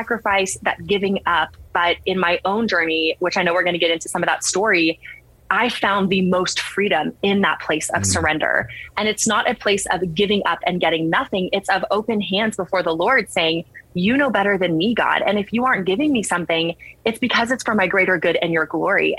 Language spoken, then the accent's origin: English; San Antonio, Texas, United States; I'm from San Antonio